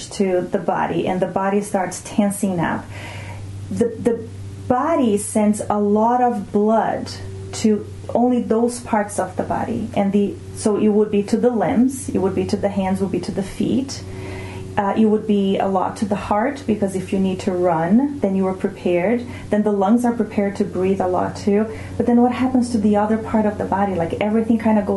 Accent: Brazil; first language Portuguese; English is a second language; moved away; I come from Brazil

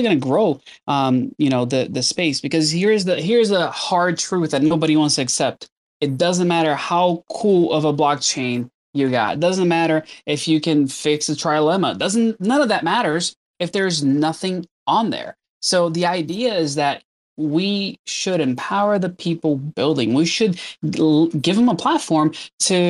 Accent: Brazil; now in Southern California, United States; I was born in Brazil, but I've been in the U.S. for, I don't know how many, like over 20 years now.

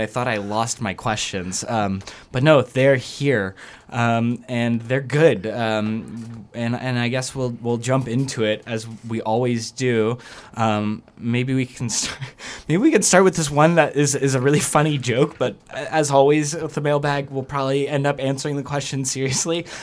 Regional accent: the South, United States; I'm from the South, like, you know, uh, fire and brimstone, uh, like, Southern baptism

